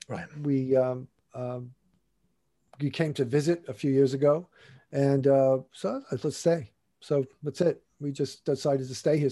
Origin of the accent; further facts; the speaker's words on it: New York, United States; moved away; I'm from New York.